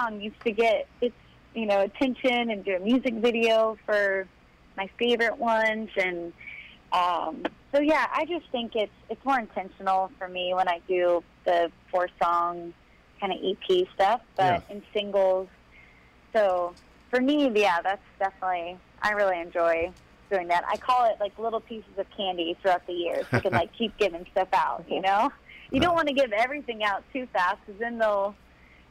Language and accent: English; Florida, United States; moved away as an adult; also born or lived in Nashville; I'm from Florida